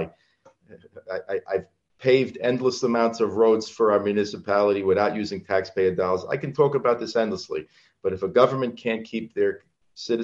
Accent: Franklin Square, New York, United States; also born or lived in Cedarhurst; I grew up on Long Island. I've always lived on Long Island. I grew up in Franklin Square

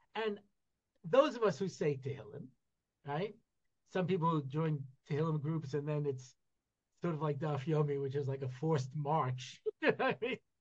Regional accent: United States; I grew up in America in you know in the '60s and '70s

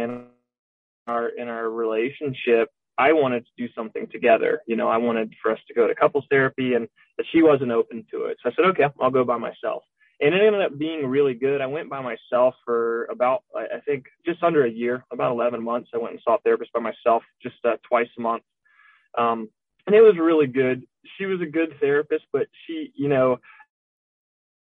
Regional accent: Florida, United States; moved away; We're both from Florida

